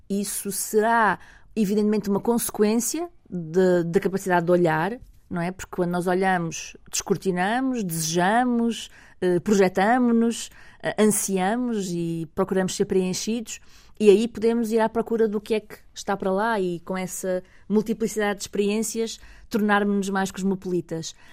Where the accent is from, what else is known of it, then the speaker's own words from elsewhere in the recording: Lisbon, Portugal; Eu, como venho de Lisboa, não, não